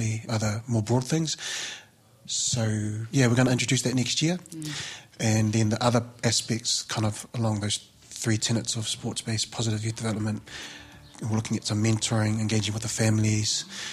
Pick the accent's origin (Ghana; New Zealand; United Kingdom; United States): New Zealand; Auckland; Being Samoan, growing up in South Auckland, going to King's College on a scholarship